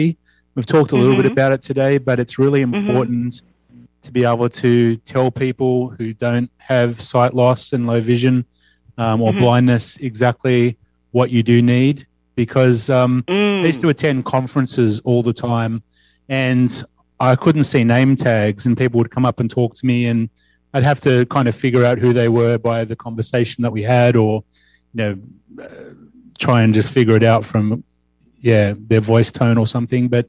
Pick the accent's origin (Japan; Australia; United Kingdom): Australia; now in Washington, United States; I'm from Amerability Services in Washington State, originally Australia